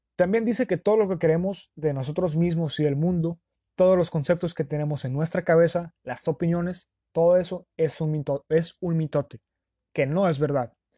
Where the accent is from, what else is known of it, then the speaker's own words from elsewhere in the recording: Sonora, Mexico; los que somos de Sonora